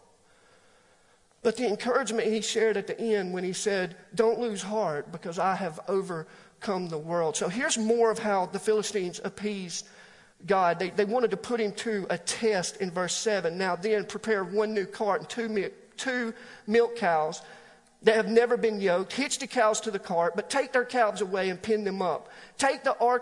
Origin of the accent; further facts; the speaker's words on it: Alabama, United States; I was born in Alabama